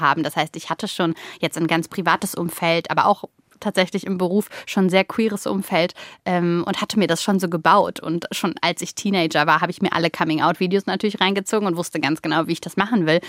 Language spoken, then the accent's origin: German; Mönchengladbach, North Rhine-Westphalia, Germany; ich habe mich eher wie der kleine Fisch in Mönchengladbach gefühlt